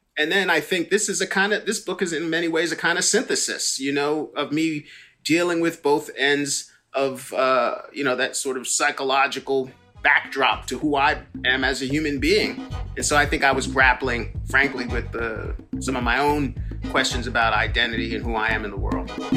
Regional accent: New York, United States; growing up in New York

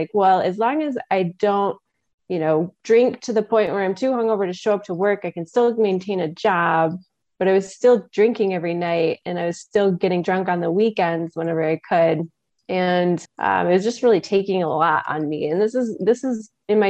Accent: West Michigan, United States; I am from West Michigan

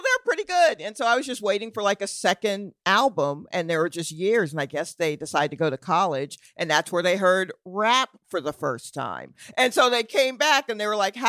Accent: Atlanta, Georgia, United States; moved away as an adult; also born or lived in Brooklyn, New York; now in New York, United States; I was born in New York, and then my family moved when I was like 8. So I was born in Brooklyn, and then we moved to Atlanta. So I am an Atlanta person.

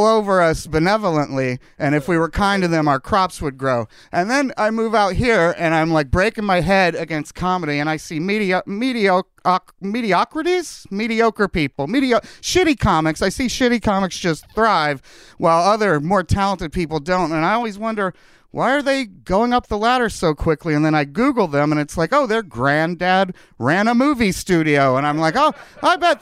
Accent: Kentucky, United States; now in Los Angeles, United States; I grew up in Kentucky

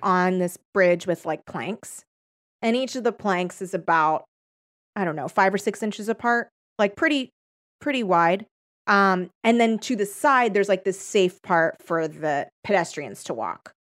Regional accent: Torrance, California, United States; I grew up in the South Bay. of, uh, which is Torrance, like, not the, n, nor Cal South Bay.

